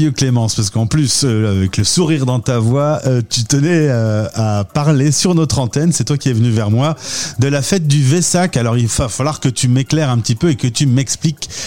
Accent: France; now in Sri Lanka; on a une petite appréhension quand on est français expatrié dans ce coin du monde qui euh, vit quand même des heures difficiles.

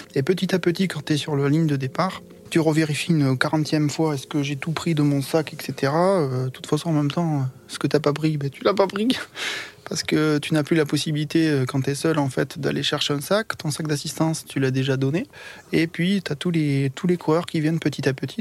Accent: Foix, Occitania, France; je suis né à Foix, dans l'Ariège, pas loin de Toulouse

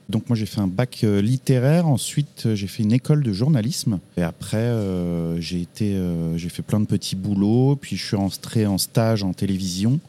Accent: Champigny-sur-Marne, Île-de-France, France; also born or lived in Brou-sur-Chantereine / Paris; j'ai grandi euh, plus proche de Paris, en petite ceinture, comme on dit, à Champigny-sur-Marne dans le 94, où j'ai passé 25 années de ma vie

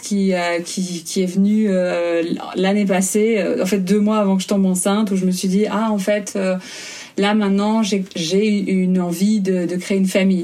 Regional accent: Belgium; moved away as an adult; now in Germany; j'habite entre l'Allemagne et la Belgique je suis en processus d'expatriation, mais je suis belge

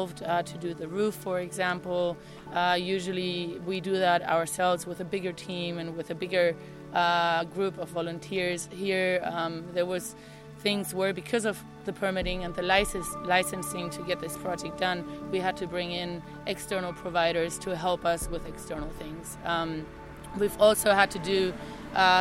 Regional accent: Canary Islands, Spain; moved away; also born or lived in Taos, New Mexico; I'm originally from the Canary Islands, but I've lived in Taos, New Mexico for the last 4 years

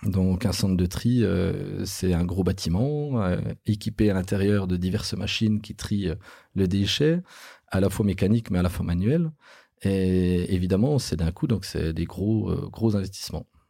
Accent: Bourgogne-Franche-Comté, France; chez nous en Franche-Comté

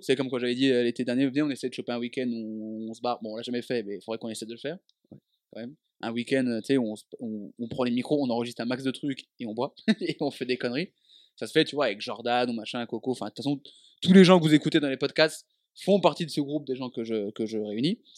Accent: Dijon, Bourgogne-Franche-Comté, France; moved away as an adult; also born or lived in Avignon / Lyon; quand je suis parti de Dijon pour aller à Avignon à la fac

